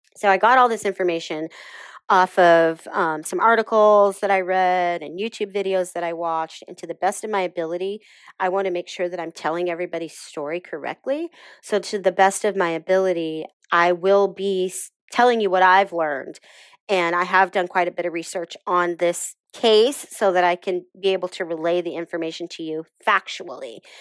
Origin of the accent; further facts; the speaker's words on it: Texas, United States; moved away; my home state of Texas